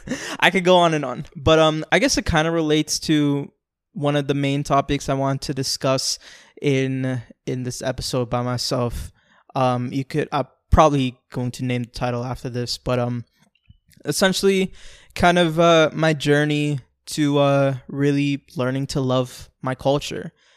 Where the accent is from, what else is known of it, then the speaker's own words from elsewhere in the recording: Orlando, Florida, United States; also born or lived in Bronx, New York; That's where I've lived ever since I was six years old up to twenty-two when I moved out